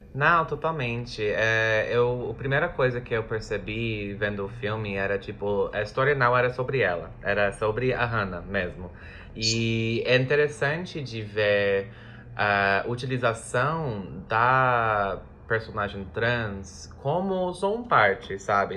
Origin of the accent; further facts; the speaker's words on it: United States; Portuguese is a second language; now in Brazil; Eu sou dos Estados Unidos